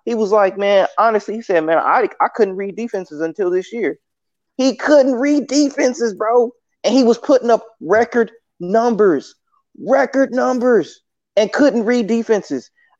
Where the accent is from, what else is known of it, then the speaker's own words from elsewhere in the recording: Kansas City, United States; I'm from Kansas City. I am from Kansas City.